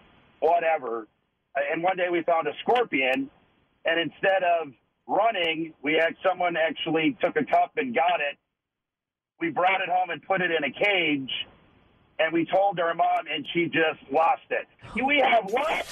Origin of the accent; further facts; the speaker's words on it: Las Vegas, Nevada, United States; I grew up here in Las Vegas